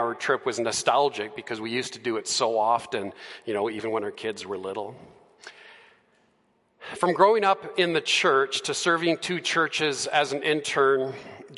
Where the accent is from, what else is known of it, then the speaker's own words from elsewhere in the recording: Edmonton, Alberta, Canada; also born or lived in Calgary; I was born and raised here in Edmonton, so that's my hometown